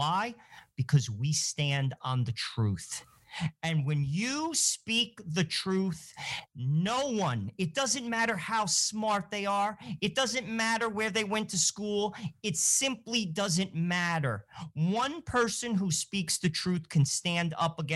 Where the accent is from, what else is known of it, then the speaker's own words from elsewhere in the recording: Rutherford, New Jersey, United States; I grew up in Rutherford, New Jersey, went to a private school, went to a Jesuit college